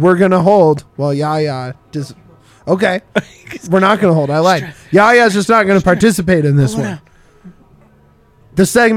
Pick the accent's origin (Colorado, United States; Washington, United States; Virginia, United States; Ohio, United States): Colorado, United States; Golden; I grew up in Golden